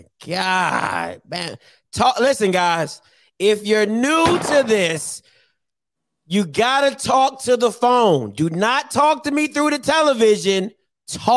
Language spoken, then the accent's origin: English; United States; I'm from Montgomery County, clean streets